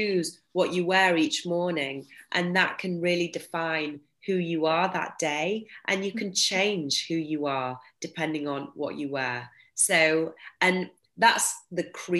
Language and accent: English; London, United Kingdom; I'm from London